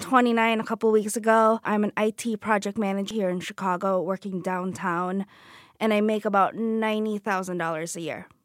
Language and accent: English; Philippines; moved away; I grew up in the Philippines